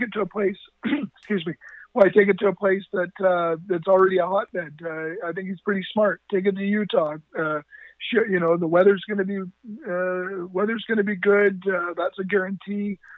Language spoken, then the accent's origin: English; Duncan, British Columbia, Canada; I'm from Duncan, BC.